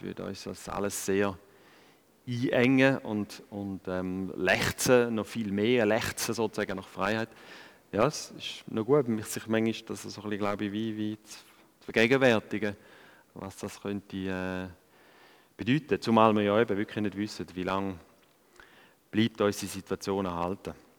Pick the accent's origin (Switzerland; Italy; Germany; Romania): Switzerland; als, als Schweizer und, und da in diesen Breitengraden aufwachse